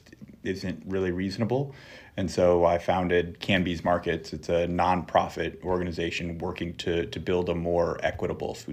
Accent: Kansas City, United States; growing up in Kansas City

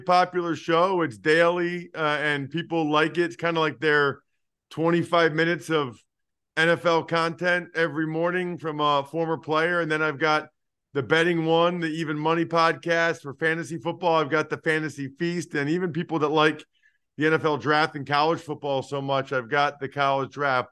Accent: Philadelphia, Pennsylvania, United States; I'm from the Philadelphia area

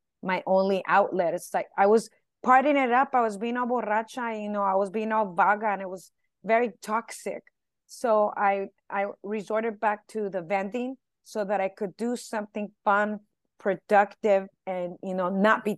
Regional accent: Los Angeles, California, United States; first language Spanish; English is a second language; I'm from East

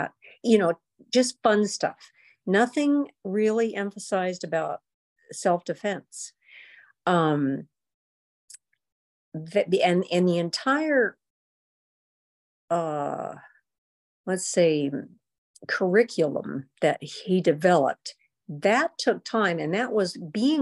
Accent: Big Bear Lake, California, United States; when I was growing up in Big Bear

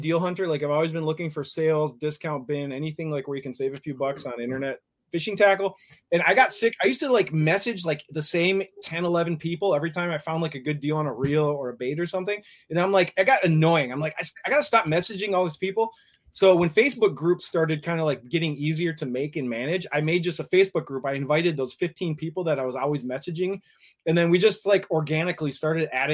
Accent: Minneapolis, Minnesota, United States; Rich and I are both from the Twin Cities. Rich lives in the southern section of the Twin Cities. I live in the northern section.

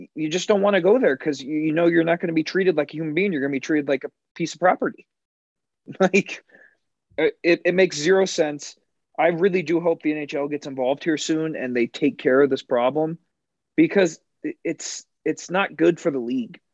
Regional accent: United States; as an American

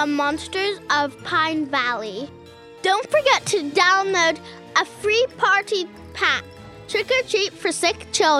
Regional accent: Dublin, Leinster, Ireland; I'm 7, and I'm from Dublin.

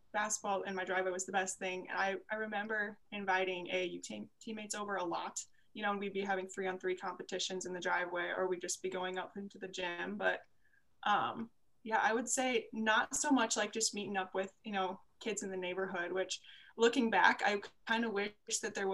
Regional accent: Cedar Rapids, Iowa, United States; I grew up in Cedar Rapids, Iowa

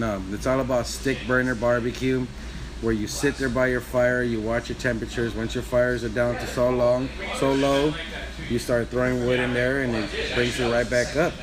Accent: Wilmington, California, United States; also born or lived in Houston, Texas; I was born and raised in Wilmington. Went to Wilmington Park Elementary. Went to Wilmington Junior High, uh-huh. and then I went to Phineas Banning High School

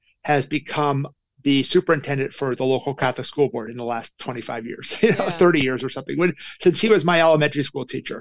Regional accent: Calgary, Alberta, Canada; moved away as an adult; now in North Carolina, United States; I'm from Calgary, Alberta, Canada

